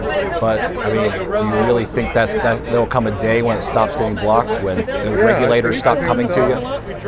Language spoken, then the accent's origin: English; San Diego, California, United States; North County, San Diego.